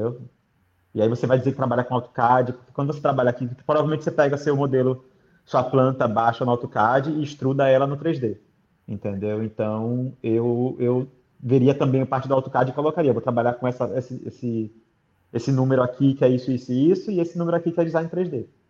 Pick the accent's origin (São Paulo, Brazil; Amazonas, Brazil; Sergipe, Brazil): Sergipe, Brazil; Aracaju; moved away as an adult; also born or lived in Rio de Janeiro; now in Dublin, Ireland; eu nasci no Rio, mas morei minha vida toda em Aracaju